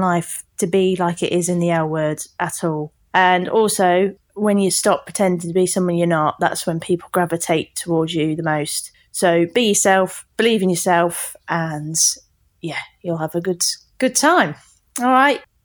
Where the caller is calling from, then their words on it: Margate, South East England, United Kingdom; calling from Margate in England.